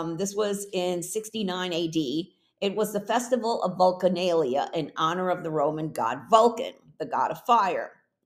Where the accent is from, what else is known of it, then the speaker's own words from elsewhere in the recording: New York, United States; moved away as an adult; also born or lived in Puerto Rico; I was born in Puerto Rico, raised in New York, then moved back to Puerto Rico after college, where I lived there for 8 years